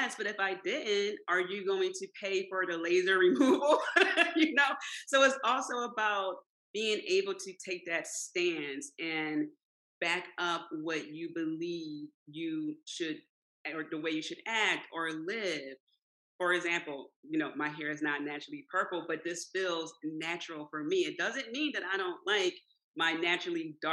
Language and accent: English; Philadelphia, Pennsylvania, United States; I grew up in South Philly